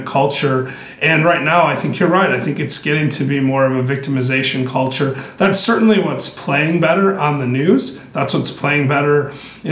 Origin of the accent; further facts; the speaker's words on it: West Michigan, United States; I grew up in West Michigan, which had a lot of Protestant Dutch influence.